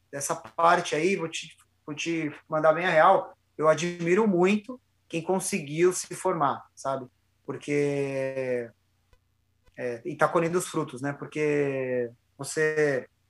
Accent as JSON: {"language": "Portuguese", "region": "São Paulo", "country": "Brazil", "moved": "as an adult", "lives_now": "Jundiaí, Brazil", "said": "eu sou de São Paulo, cara, sou da Zona Leste"}